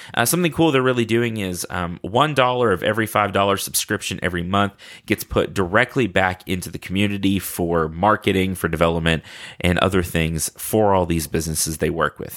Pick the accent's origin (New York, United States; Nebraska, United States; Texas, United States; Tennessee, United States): Texas, United States; with Texans, we will at some point tell you how great Texas is